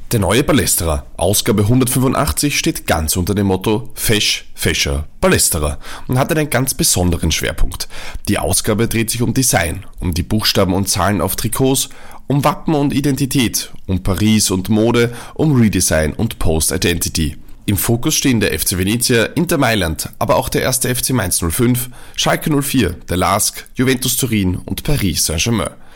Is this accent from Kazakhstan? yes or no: no; Leonding, Upper Austria, Austria; also born or lived in Linz; Ich komme eigentlich aus Leonding